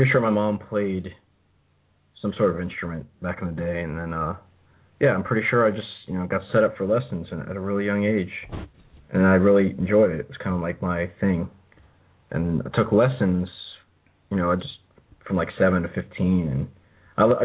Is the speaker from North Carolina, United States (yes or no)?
yes; Raleigh, North Carolina, United States; I'm from Raleigh, North Carolina, southeastern United States